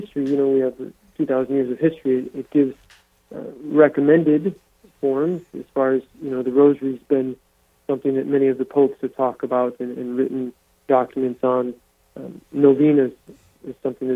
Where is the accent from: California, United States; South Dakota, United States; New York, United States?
South Dakota, United States; Diocese of Sioux Falls; I'm born and raised in the Diocese of Sioux Falls